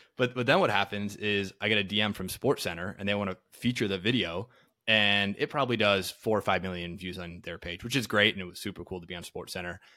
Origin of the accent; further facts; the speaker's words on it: Green Bay, Wisconsin, United States; moved away; I'm from Green Bay, Wisconsin initially, so I grew up a, a diehard Packer fan